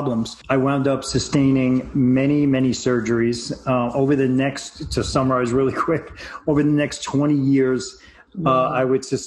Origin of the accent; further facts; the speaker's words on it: New York, United States; moved away; moving out of my my home state of New York